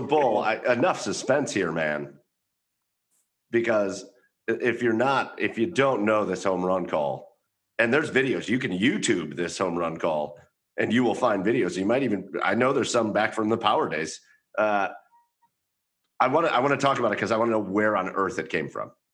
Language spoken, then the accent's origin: English; Rocky River, Ohio, United States; I went very local here uh, to my hometown brewery, I went to the Rocky River Brewing Company